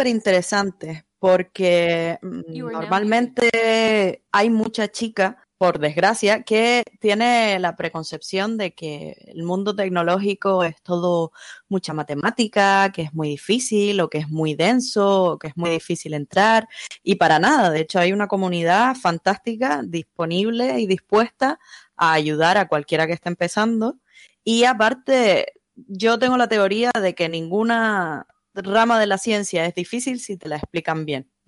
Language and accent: Spanish; Canary Islands, Spain; Soy canaria, soy freelance, hago desarrollo web.